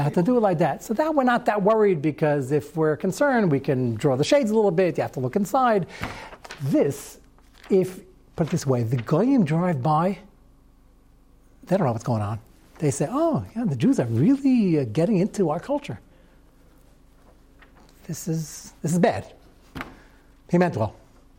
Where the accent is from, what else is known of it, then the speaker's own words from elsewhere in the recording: Arkansas, United States; I'm from Arkansas, and everybody has those.